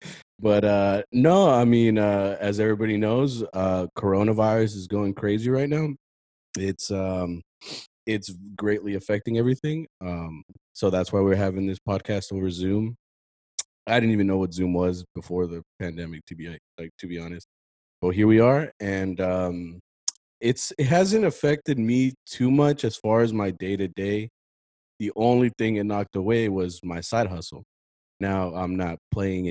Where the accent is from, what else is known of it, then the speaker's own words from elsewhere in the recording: Fort Worth, Texas, United States; also born or lived in San Diego, California; I am from Fort Worth. I was actually born in San Diego, but I'm 100%, like 97% Texan.